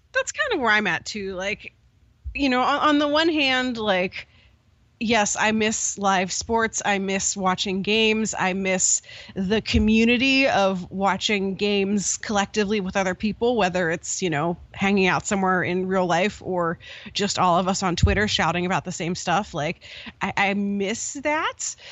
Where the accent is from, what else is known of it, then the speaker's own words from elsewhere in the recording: Pittsburgh, Pennsylvania, United States; I grew up in Pittsburgh